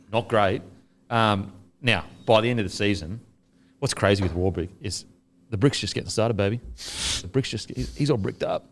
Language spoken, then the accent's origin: English; Australia; as an Australian